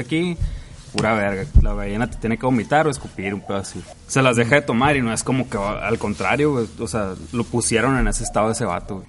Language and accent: Spanish; Mexico